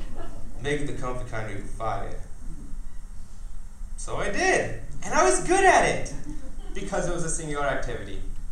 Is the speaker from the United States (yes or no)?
no; India; Because I'm an Indian, my parents already arranged my marriage.